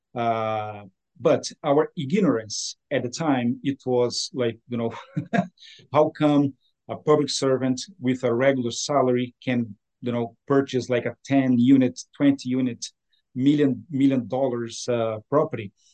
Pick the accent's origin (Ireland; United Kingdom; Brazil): Brazil; moved away as an adult; now in Ottawa, Canada; I was born in Brazil, uh, so South America, hmm. and uh, I came to Canada 20, uh, 21 years ago